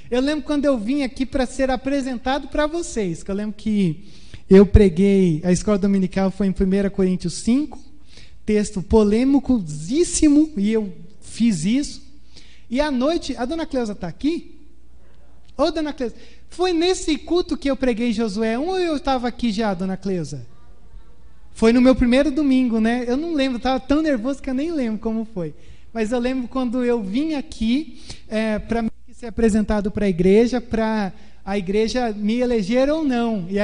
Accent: Porto Alegre, Rio Grande do Sul, Brazil; also born or lived in Pedrinhas; quando a gente mudou de Porto Alegre para Pedrinhas, foi uma chavinha que virou e aí num novo começo, né, numa nova oportunidade de vida.

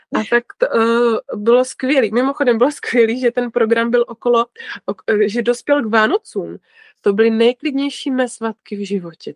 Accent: Ostrava, Moravian-Silesian Region, Czechia; já jsem z Ostravy, to jste asi možná poznali už podle mé mluvy

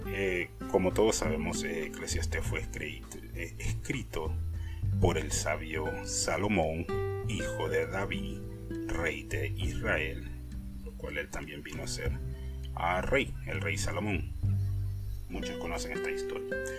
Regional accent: Honduras; moved away; yo soy de Centroamérica, de Honduras para ser exactamente, creo que ya me han agarrado por la voz

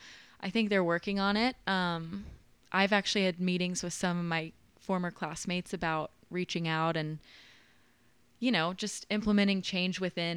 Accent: Nashville, Tennessee, United States; So I grew up here okay. in Nashville, just over in like Oak Hill.

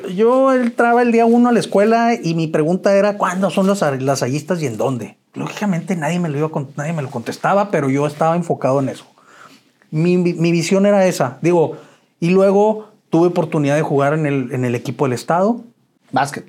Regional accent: Chihuahua, Mexico; moved away as an adult; Yo soy originario de Chihuahua. Eh, nací un 5 de noviembre de 1970, ya 52 años. Este, y siempre viví, bueno, hasta el 87 viví en Chihuahua

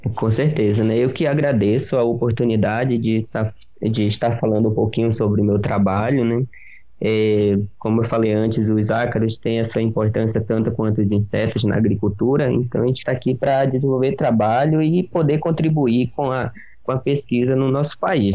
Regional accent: Pará, Brazil; moved away as an adult; now in Piracicaba, Brazil; eu não sou aqui da região, eu sou do estado do Pará. Meus pais moram no interiorzão lá do Pará

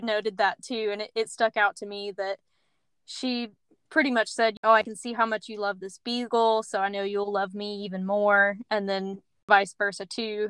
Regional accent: Middle Tennessee, United States; Allie and I grew up in Middle Tennessee

